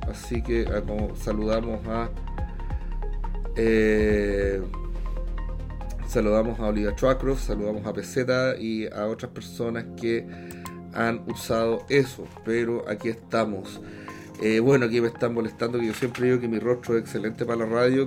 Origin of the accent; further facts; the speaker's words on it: Chile; also born or lived in Washington DC